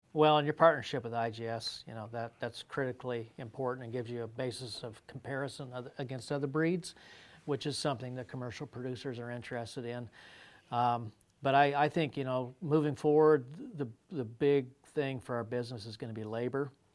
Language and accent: English; Colorado, United States; I grew up in Colorado